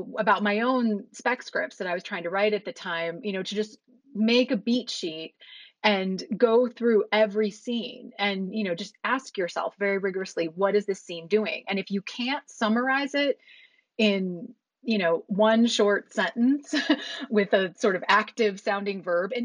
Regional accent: Valparaiso, Indiana, United States; moved away; I grew up in Indiana in this town called Valparaiso

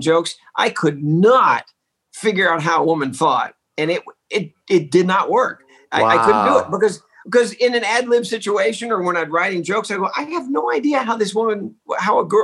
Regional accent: Texas, United States; I grew up in Texas.

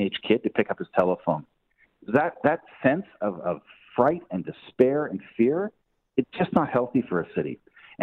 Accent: Canada; as Canadians and as Canadian voters

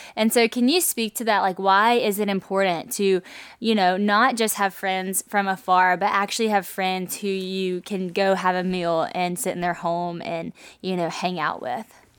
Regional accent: Louisiana, United States; moved away; also born or lived in Nashville; I moved from Nashville back to Louisiana, but I didn't have community in Louisiana like I did in Nashville. You might think since I was from here

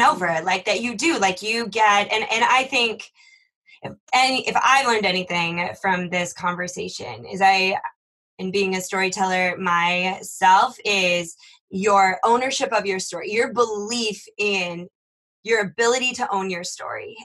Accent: Minnesota, United States; I grew up in Minnesota

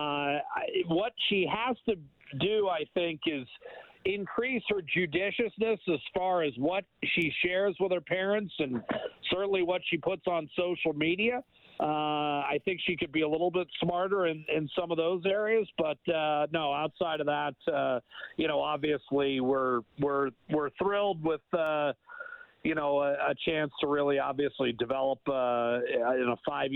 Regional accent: United States; growing up in the States, a little bit different than growing up in Canada

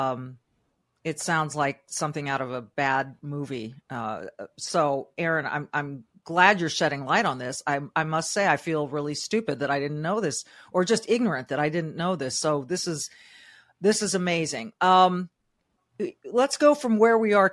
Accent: California, United States; I was born and raised in California

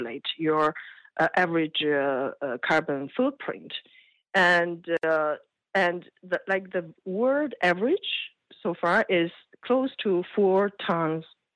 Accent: China; moved away; I came from China. When I was a kid, we were poor

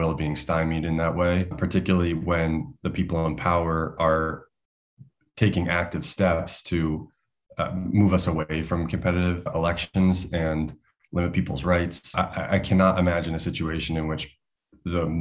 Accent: United States; As an American

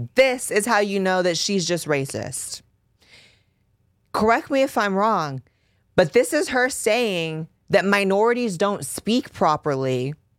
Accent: Bay Area, Northern California, United States; I grew up in California, baby. I grew up in Northern California. I grew up running through the Bay Area.

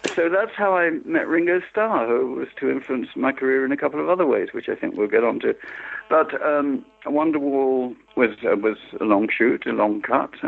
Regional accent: London, United Kingdom; I was a post-war baby, and I grew up in the in the East End of London

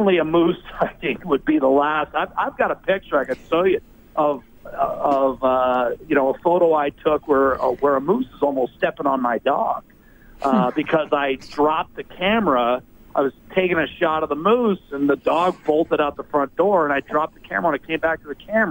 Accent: Pennsylvania, United States; moved away; also born or lived in Alaska; 15 miles from my hometown in Pennsylvania

